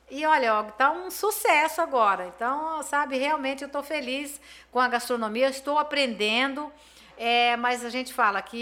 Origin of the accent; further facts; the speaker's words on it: Campo Grande, Mato Grosso do Sul, Brazil; eu sou de Campo Grande, aqui em Campo Grande tem, eu tenho aonde consumir uma mercadoria boa.